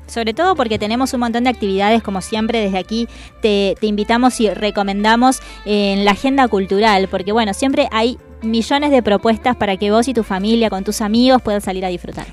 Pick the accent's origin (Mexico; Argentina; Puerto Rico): Argentina; Salta; now in Buenos Aires, Argentina; yo soy salteña